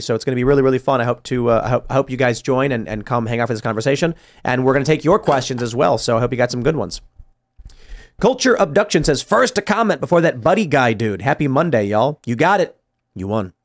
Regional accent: Chicago, Illinois, United States; I'm growing up in Chicago

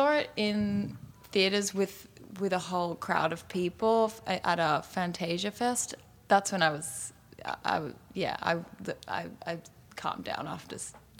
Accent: Australia; also born or lived in Fiji / Singapore / Indonesia / Italy; yeah, I was born in Australia, but I left at 2 weeks old. And we grew up in Fiji, Singapore, Indonesia, a little bit in Italy, and then moved back to Australia.

